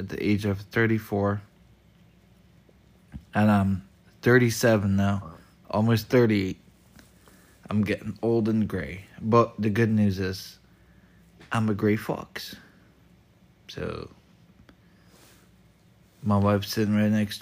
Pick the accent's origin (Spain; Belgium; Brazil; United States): Belgium; now in United Kingdom; I live in the UK, but I was born and raised in Belgium